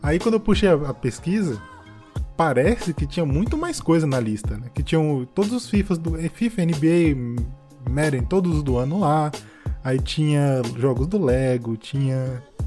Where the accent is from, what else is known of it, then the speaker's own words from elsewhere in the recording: Northeast Region, Brazil; Porque eu sou do Nordeste, né? Então eu tinha muito o Bumba Meu Boi.